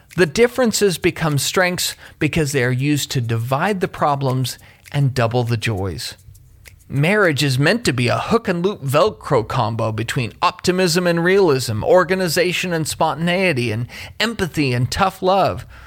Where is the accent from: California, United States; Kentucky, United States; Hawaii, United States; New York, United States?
Kentucky, United States; my home state of Kentucky